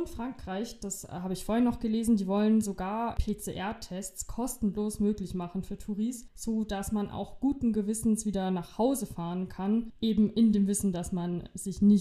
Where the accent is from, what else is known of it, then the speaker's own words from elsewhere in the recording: Germany; Das bedeutet, dass ich als Deutscher in ein, in ein einfaches Risikogebiet für 24 Stunden reisen kann und ich muss dann bei meiner Rückkehr nicht in Quarantäne.